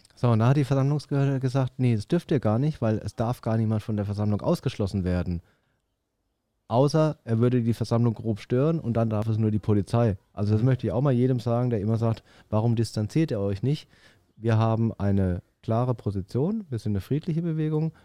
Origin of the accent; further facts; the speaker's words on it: Würzburg, Bavaria, Germany; now in Stuttgart, Germany; ich komme eigentlich aus Würzburg, das ist so eine Studentenstadt